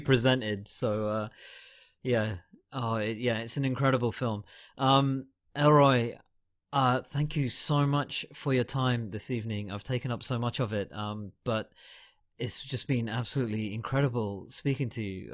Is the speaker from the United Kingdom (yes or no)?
yes; United Kingdom; I'm a Brit and I was over here for most of the time